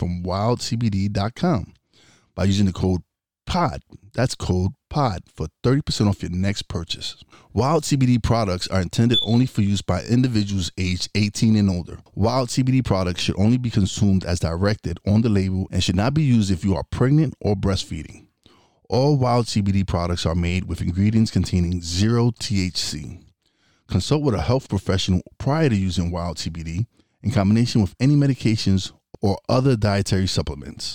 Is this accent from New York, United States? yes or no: yes; New York City, New York, United States; moved away; also born or lived in Florida; I eventually moved to Florida, so it was hard to get me being a New York guy